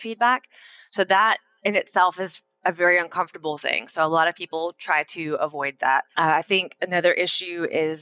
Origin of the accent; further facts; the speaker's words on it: Pennsylvania, United States; moved away as an adult; now in North Carolina, United States; I grew up in Pennsylvania and I moved to North Carolina